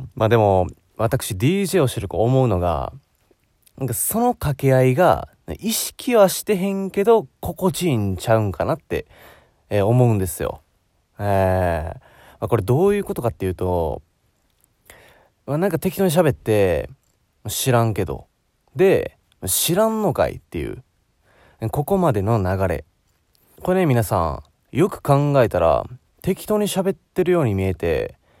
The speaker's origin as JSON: {"language": "Japanese", "region": "Osaka", "country": "Japan", "said": "大阪生まれ"}